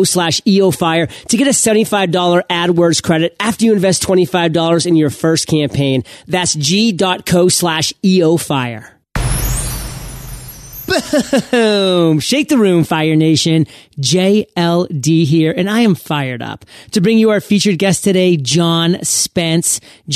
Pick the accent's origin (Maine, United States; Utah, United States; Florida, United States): Maine, United States; I'm from Maine. I want to hear those crackling logs